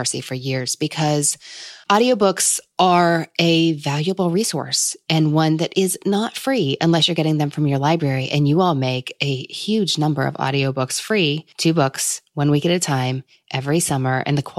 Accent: Kentucky, United States; I'm from Kentucky, so we have bourbon flights here

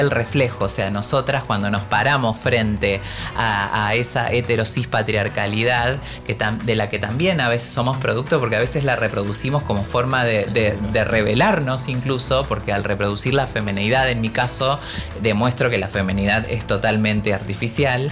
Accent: Paraná, Entre Ríos, Argentina; moved away; dos librerías que son muy conocidas en Paraná, que es mi ciudad natal

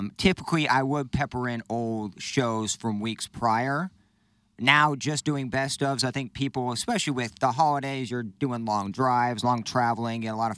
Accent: Indiana, United States; now in St. Louis, United States; every wedding I went to in my hometown.

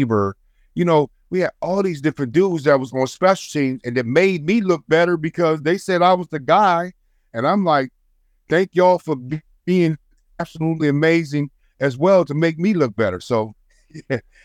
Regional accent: Trenton, New Jersey, United States; I'm from Trenton, New Jersey

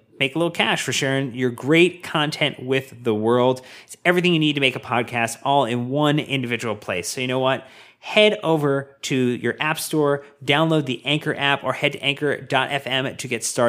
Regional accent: Seattle, Washington, United States; the Seattle Sounders, my hometown

